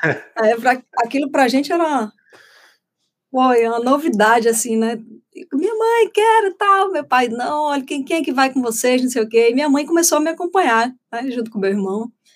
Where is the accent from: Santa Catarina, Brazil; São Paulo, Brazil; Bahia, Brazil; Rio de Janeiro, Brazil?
Bahia, Brazil; Feira de Santana; lá em Feira de Santana, que, que é a terra onde eu nasci